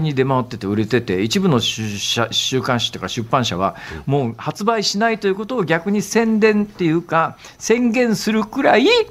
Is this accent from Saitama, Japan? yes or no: yes; western Saitama, Japan; moved away as an adult; 私が、あの、小、小学校上がる1年前から大学卒業するまで過ごした埼玉県の、はい、えー、西部地域の方はですね